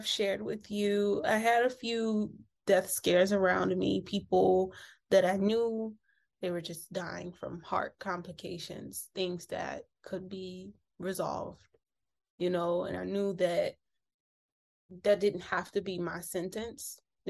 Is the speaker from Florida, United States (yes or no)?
no; Detroit, Michigan, United States; moved away as an adult; I'm actually from Detroit.